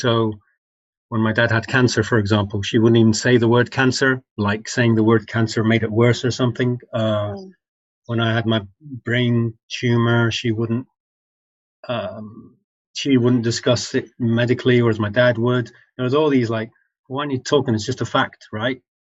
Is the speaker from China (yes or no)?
no; England, United Kingdom; although you can hear my voice, I'm English culturally speaking, and I think of myself as English and all this. When I came back to the country as a 21-year-old